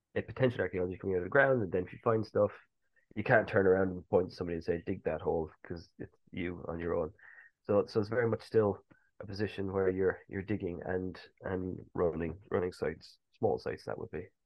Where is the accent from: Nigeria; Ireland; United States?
Ireland; Cork, Munster; moved away as an adult; also born or lived in Edinburgh; now in England; Growing up in Ireland